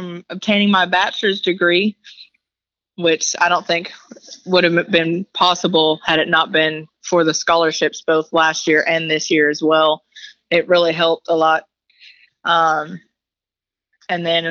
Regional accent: Decatur, Texas, United States; I'm originally from Decatur, Texas, born here, raised here, currently still living here

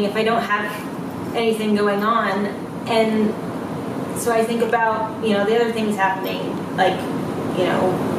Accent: Los Angeles, California, United States; I am a singer-songwriter from Los Angeles, California

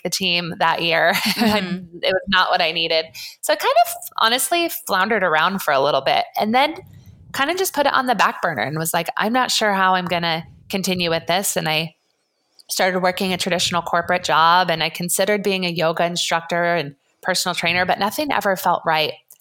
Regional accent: Colorado, United States; now in Santa Barbara, United States; I was born in Colorado, grew up as an athlete

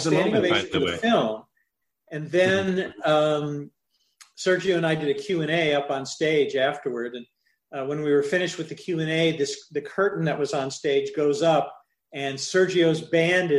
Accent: Midwest, United States; When I was a kid growing up in the Midwest

